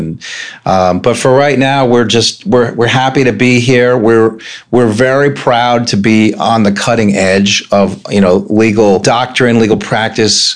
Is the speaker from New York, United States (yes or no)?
yes; New York, United States; moved away as an adult; now in Annapolis, United States; I'm originally from New York State, and I came down here in '88 to go to St. John's College